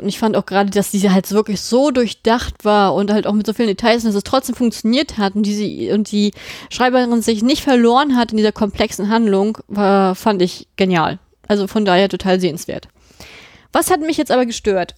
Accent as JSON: {"language": "German", "country": "Germany", "said": "bei uns in Deutschland"}